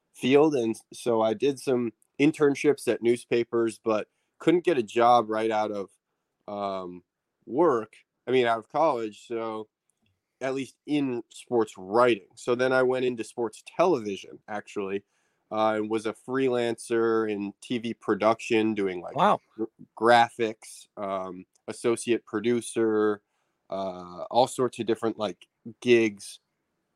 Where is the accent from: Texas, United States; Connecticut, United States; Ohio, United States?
Connecticut, United States; Southern; I grew up in Connecticut and went to boarding school in Northern Connecticut